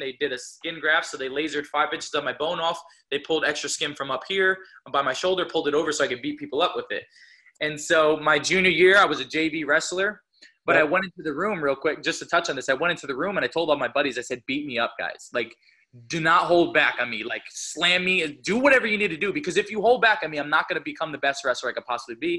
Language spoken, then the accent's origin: English; New Jersey, United States; I'm from New Jersey, so wrestling's like a big deal